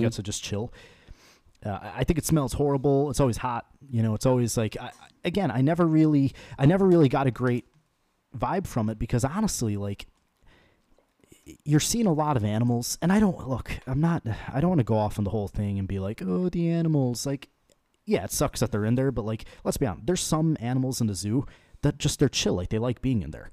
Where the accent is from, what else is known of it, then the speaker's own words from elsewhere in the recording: Chicago, Illinois, United States; I was born in Chicago